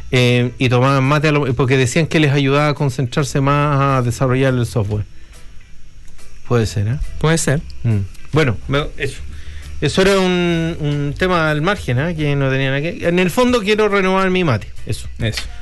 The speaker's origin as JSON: {"language": "Spanish", "country": "Chile", "said": "Así que viene ahí, a pesar de que nosotros somos chilenos y dicen que no tomamos tanto"}